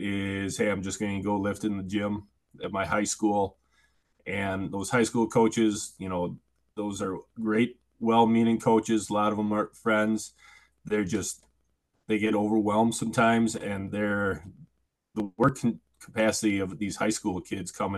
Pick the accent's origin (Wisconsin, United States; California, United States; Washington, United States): Wisconsin, United States; Oshkosh; also born or lived in River Falls, Wisconsin; I grew up in the Fox River Valley, in the heart of Oshkosh